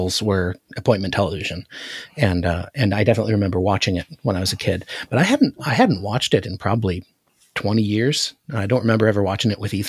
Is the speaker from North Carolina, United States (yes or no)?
no; Anchorage, Alaska, United States; Growing up in Anchorage, we only had the Sears and the JCPenney wish books